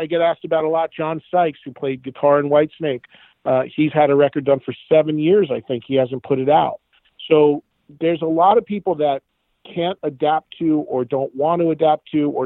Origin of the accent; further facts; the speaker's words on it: New Jersey, United States; my home state